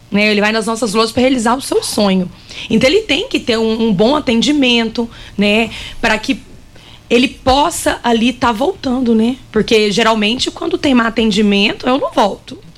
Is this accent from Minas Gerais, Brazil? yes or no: yes; Uberlândia, Minas Gerais, Brazil; now in Rio Verde, Brazil; Sim, sou de Minas.